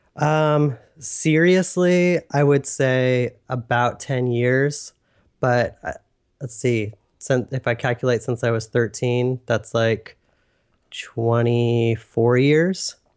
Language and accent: English; Northern California, United States; born and raised in Northern California